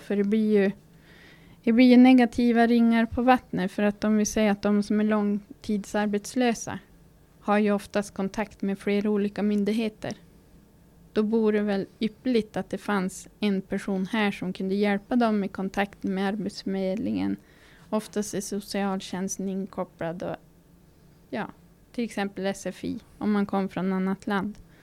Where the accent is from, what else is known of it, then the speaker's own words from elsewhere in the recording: Fårträsk, Västerbotten County, Sweden; now in Norsjö, Sweden; Är född och uppvuxen i Fårträsk utanför Malå. Men har bott i Norsjö kommun i snart 16 år.